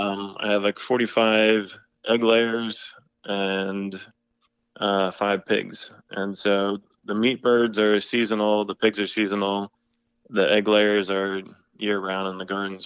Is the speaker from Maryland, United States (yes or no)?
yes; Maryland, United States; but no, I grew up in Maryland, and I kind of always had a garden that my mom let me manage inside.